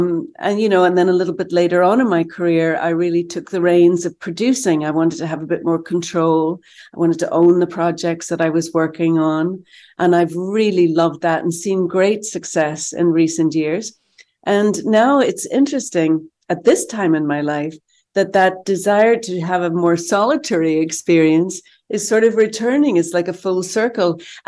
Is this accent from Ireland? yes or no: yes; Ireland; No, well, I don't think growing up in Ireland the way I did, that I could imagine that my life has been so fruitful and so fun.